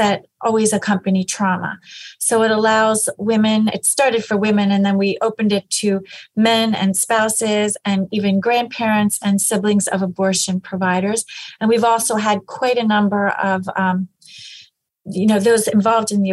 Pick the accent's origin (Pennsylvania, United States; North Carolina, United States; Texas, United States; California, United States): Pennsylvania, United States; I am from Pennsylvania and I've always lived here.